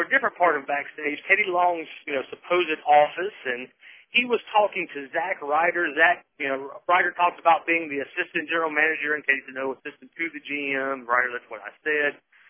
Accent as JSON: {"language": "English", "region": "the South", "country": "United States", "tie": "born or raised there", "said": "I grew up watching here in the South."}